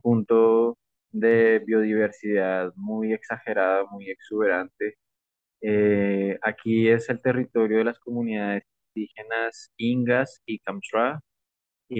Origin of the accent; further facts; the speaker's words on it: Bogotá, Bogotá Capital District, Colombia; moved away as an adult; now in Putumayo, Colombia; Nací en Bogotá, crecí, estudié en la colegio, en la universidad